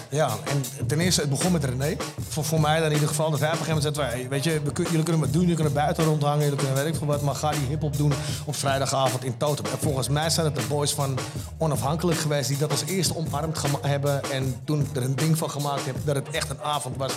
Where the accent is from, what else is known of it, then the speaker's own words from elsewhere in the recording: Almere, Flevoland, Netherlands; wij komen uit Haven